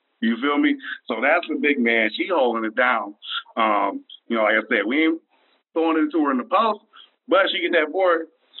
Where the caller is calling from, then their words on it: Memphis, Tennessee, United States; I'm calling down from the Bluffs, Memphis, Tennessee.